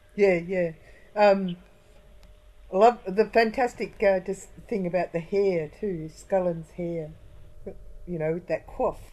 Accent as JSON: {"language": "English", "town": "Warrnambool", "region": "Victoria", "country": "Australia", "tie": "born or raised there", "said": "I was brought up in Warrnambool"}